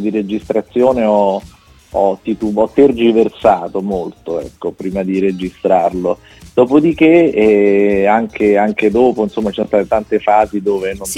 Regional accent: Rome, Lazio, Italy; sono romano

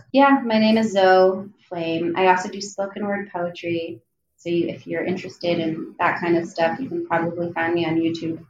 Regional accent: New Jersey, United States; A Jewish American princess, because I'm from New Jersey and I have like an American accent and I'm like, you know, like I'm like a basic Jewish looking girl.

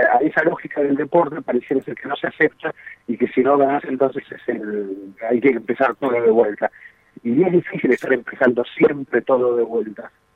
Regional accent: Argentina; somos históricamente un país futbolero

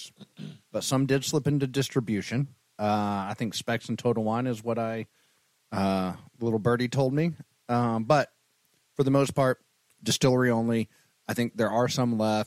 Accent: Dumas, Texas, United States; also born or lived in Wichita Falls, Texas; now in Austin, United States; I grew up in Dumas, Texas, small town north of Amarillo

